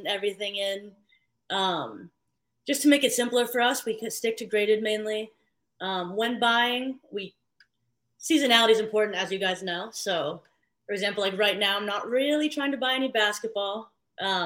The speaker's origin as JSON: {"language": "English", "town": "San Francisco", "region": "California", "country": "United States", "tie": "born or raised there", "also_born_or_lived": "Philippines", "moved": "as an adult", "lives_now": "New York City, United States", "said": "I grew up in San Francisco."}